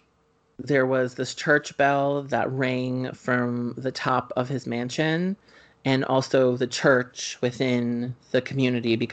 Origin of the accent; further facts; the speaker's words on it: Springfield, New Jersey, United States; Ashley and I grew up in Springfield, New Jersey